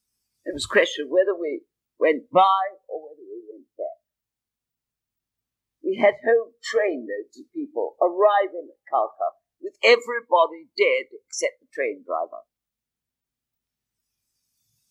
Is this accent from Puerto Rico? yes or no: no; United Kingdom; I'm British